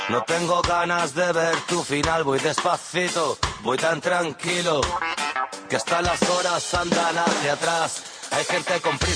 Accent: Vinaròs, Valencian Community, Spain; born there; són de la meva terra, bueno, jo vaig néixer a Vinaròs, són valencians

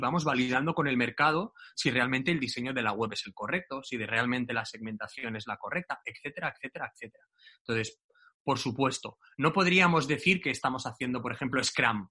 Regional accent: Barcelona, Catalonia, Spain; yo soy de Barcelona

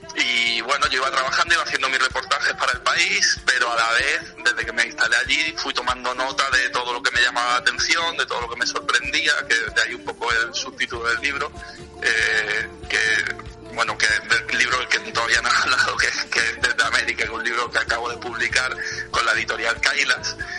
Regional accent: Málaga, Andalusia, Spain; moved away as an adult; now in Madrid, Spain; soy periodista, soy malagueño y me vine a vivir a Madrid en 2007

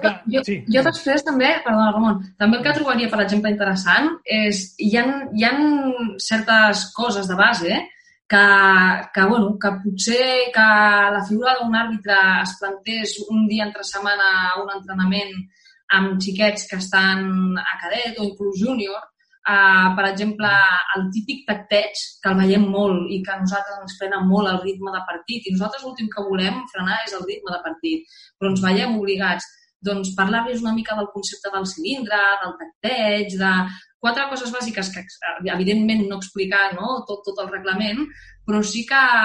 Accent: the Pyrenees, Spain; jo venim, venim del Pirineu

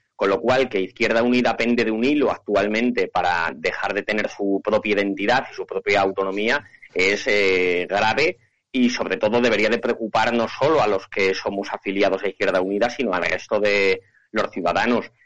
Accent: Candelario, Castile and León, Spain; concejal en, mi pueblo, en Candelario

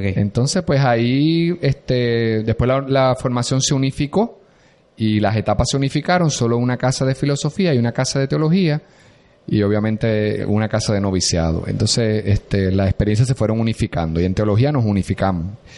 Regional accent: Corozal, Puerto Rico; Yo soy de Corozal y Corozal pertenece a la diócesis de Arecibo

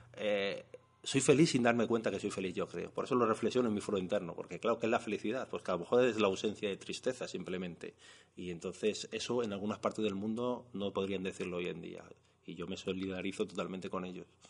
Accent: Madrid, Community of Madrid, Spain; also born or lived in Molina de Aragón; yo me considero por supuesto castellano, nació en Madrid, pero no sé, siempre te sientes como un poco más del pueblo de tu padre.

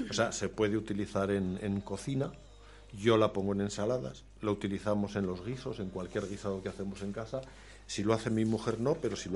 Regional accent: Aragon, Spain; born there; yo soy nacido en Zimbaya...

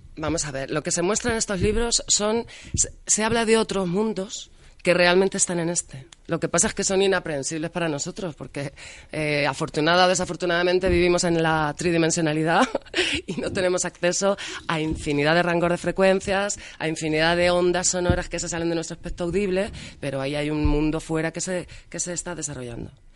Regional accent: Albacete, Castilla-La Mancha, Spain; Como buena manchega y albaceteña que soy

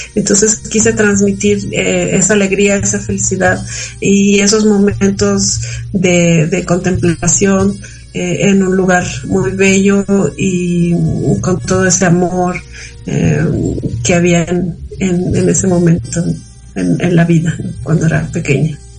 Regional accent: Ciudad Fernández, San Luis Potosí, Mexico; now in San Luis Potosí, Mexico; en mi pueblo, donde crecí, que es el refugio Ciudad Fernández, San Luis Potosí

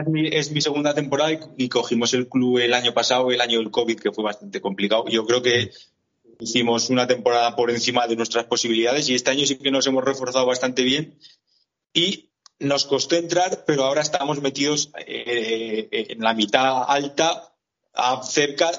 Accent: Buñuel, Navarre, Spain; en Buñuel, yo soy de Buñuel, de un pueblo de aquí a los de Cortes

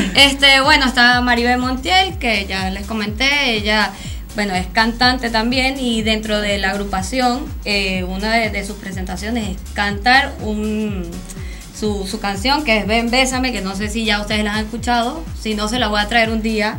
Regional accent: Venezuela; now in Argentina; todos son, somos venezolanos

